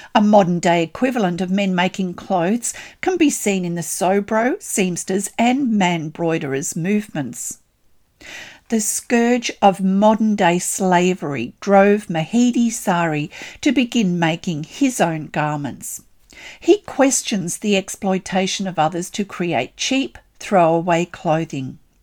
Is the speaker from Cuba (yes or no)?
no; Australia; I'm an Australian textile artist